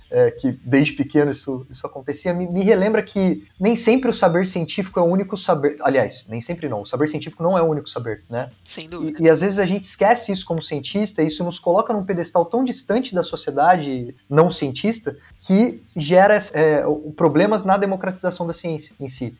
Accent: Campinas, São Paulo, Brazil; aqui por Campinas, eu sou de Campinas

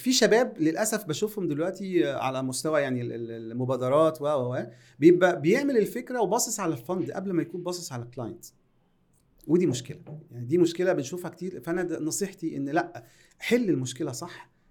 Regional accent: Egypt; عندنا في مصر

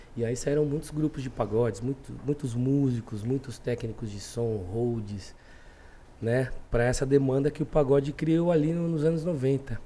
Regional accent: São Paulo, Brazil; Do Jardim Selma, nasci no Selma, Zona Sul de São Paulo.

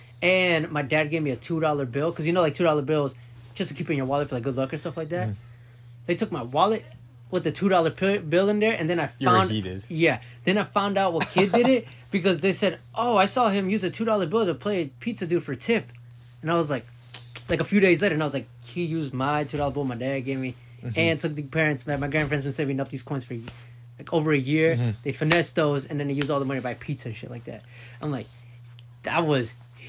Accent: Florida, United States; My grandparents, I come from Florida. My grandparents lived in Florida.

